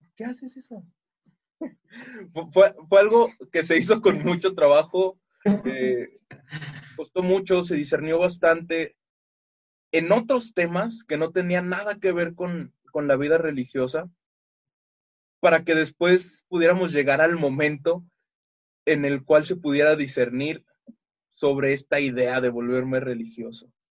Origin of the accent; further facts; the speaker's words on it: Mexico City, Mexico; soy de la Ciudad de México